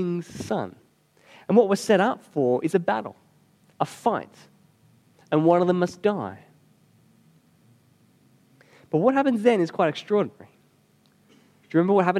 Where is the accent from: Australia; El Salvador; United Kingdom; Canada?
Australia; we're Aussie